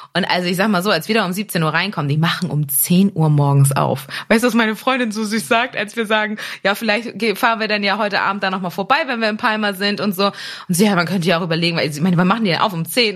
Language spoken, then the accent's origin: German; Germany; aus der Nähe von Hamburg